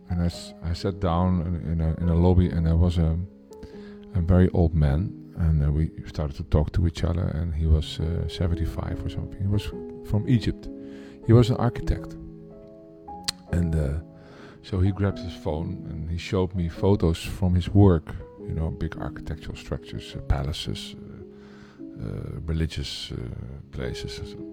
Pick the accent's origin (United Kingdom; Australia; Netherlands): Netherlands; Amsterdam, North Holland; I'm from Amsterdam, the Netherlands.